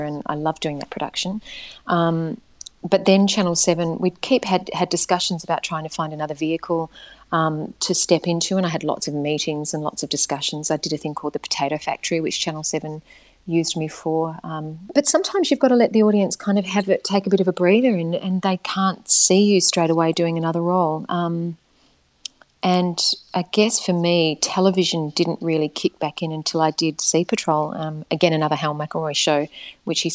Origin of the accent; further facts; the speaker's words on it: Perth, Western Australia, Australia; moved away; also born or lived in Sydney; I was born in Sydney and then they went back to WA and then I was there until I left Whopper, it was a beautiful place to grow up, Perth